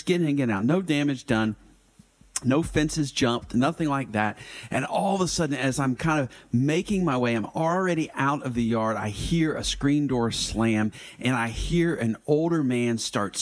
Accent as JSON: {"language": "English", "town": "Atlanta", "region": "Georgia", "country": "United States", "tie": "born or raised there", "said": "growing up in Atlanta in the Gwinnett County area"}